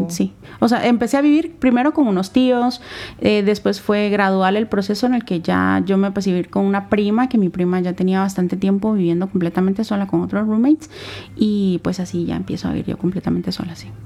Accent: Santa Lucía Cotzumalguapa, Escuintla, Guatemala; moved away; also born or lived in Guatemala City; mi familia, ambos papás trabajaban en, Santa Lucía, Cotzumalguapa, que es un, lugar que está al sur del país, ¿verdad? Está, es, pertenece a Escuintla. Entonces, desde pequeña me llevan para allá

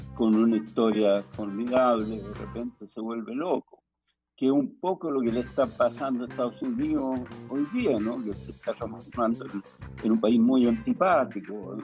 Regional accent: Chile; moved away as an adult; also born or lived in France; tengo mis raíces acá, soy chileno

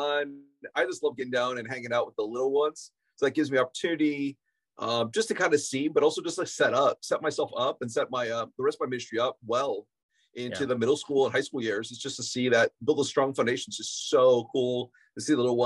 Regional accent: Ohio, United States; now in Chicago, United States; we're mostly from Ohio

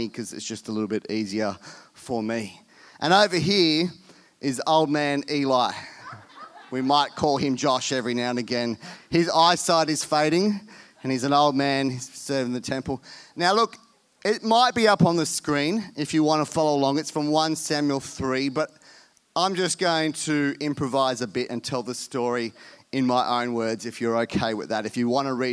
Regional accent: India; moved away; I was born in India, so going to India is just like going home

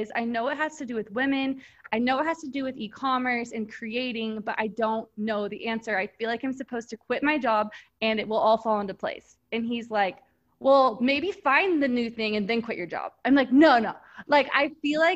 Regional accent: Texas, United States; I grew up in Texas

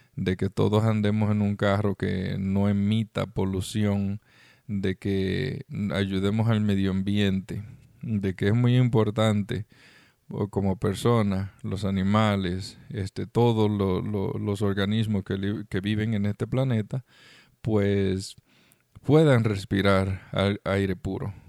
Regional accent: Dominican Republic; moved away; estuve en República Dominicana, mi país natal

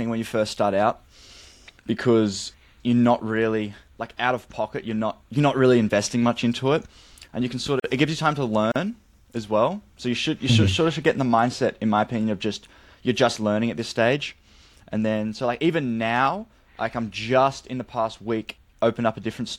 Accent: Australia; I'm from Australia

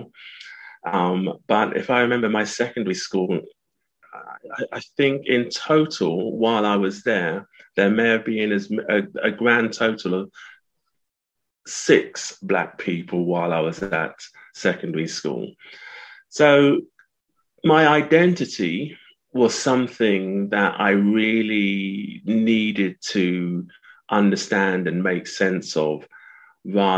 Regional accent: Southampton, South East England, United Kingdom; I was born in the early 60s in Southampton

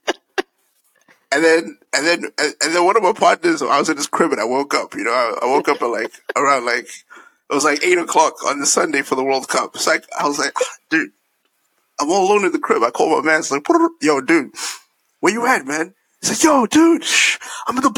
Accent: Malawi; moved away; I'm from Malawi

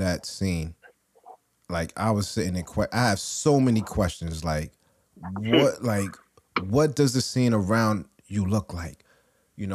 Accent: New York City, New York, United States; I'm from Brooklyn

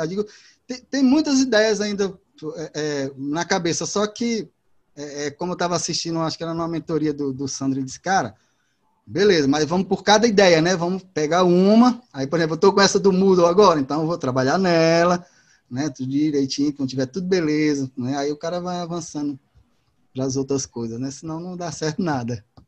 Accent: Fortaleza, Ceará, Brazil; eu sou de, de Fortaleza, de Ceará, aqui da Terra do Sol

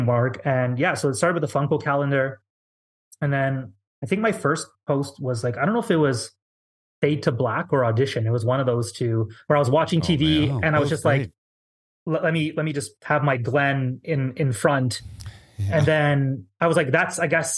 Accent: Canada; being Canadian

